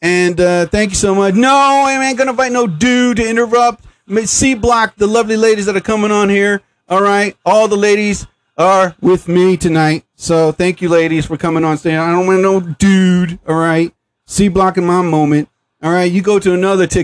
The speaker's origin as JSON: {"language": "English", "country": "United States", "said": "here in New Jersey. I'm from the United States"}